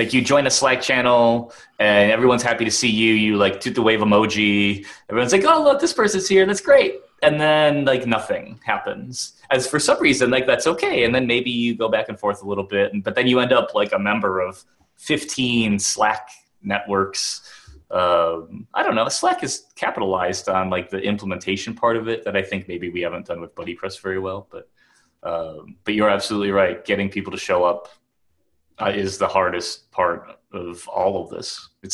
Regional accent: Wisconsin, United States; I'm from Wisconsin

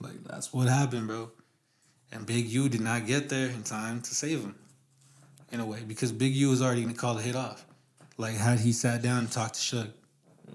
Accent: West Coast, United States; I'm from the West Coast.

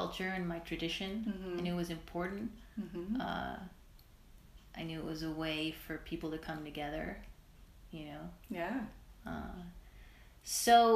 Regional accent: New York City, New York, United States; growing up in Brooklyn

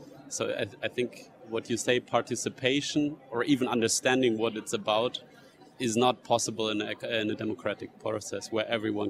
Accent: United States; I mean, if the US elects a president that I don't like, I mean, I have to leave my home country if I don't want to live under these policies.

